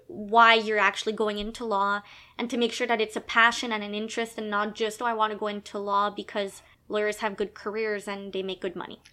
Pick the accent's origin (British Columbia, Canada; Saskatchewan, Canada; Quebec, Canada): Quebec, Canada; now in Ontario, Canada; I was born in Canada, born in Quebec